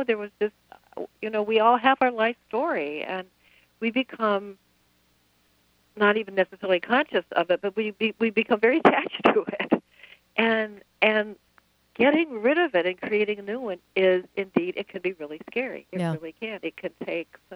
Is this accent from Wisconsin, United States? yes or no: yes; Madison, Wisconsin, United States; my hometown of Madison